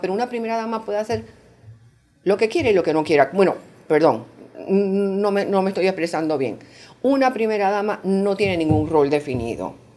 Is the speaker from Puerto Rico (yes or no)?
yes; Puerto Rico; now in Panama; yo soy de Puerto Rico